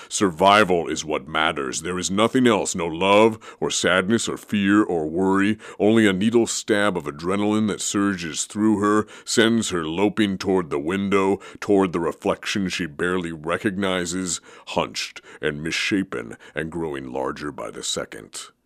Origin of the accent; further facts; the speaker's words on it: Oregon, United States; growing up in Oregon